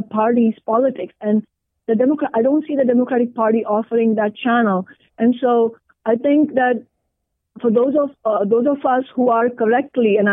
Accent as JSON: {"language": "English", "country": "India", "moved": "yes", "lives_now": "Seattle, United States", "said": "an Indian immigrant woman of color"}